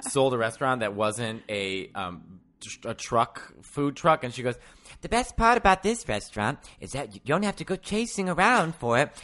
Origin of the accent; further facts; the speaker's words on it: Chicago, Illinois, United States; accent: Chicago; I'm from Chicago